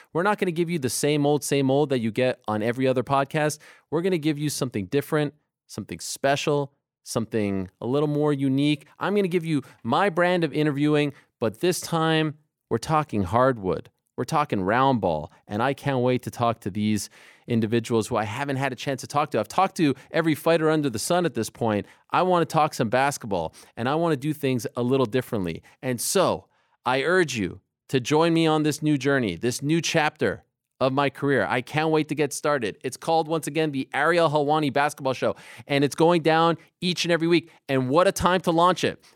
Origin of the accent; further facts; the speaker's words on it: Montreal, Quebec, Canada; moved away as an adult; also born or lived in Syracuse; Young kid growing up in Montreal